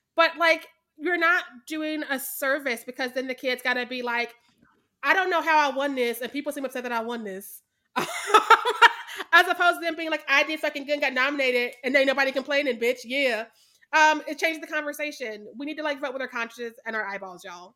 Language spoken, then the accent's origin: English; Missouri, United States; I'm from Missouri.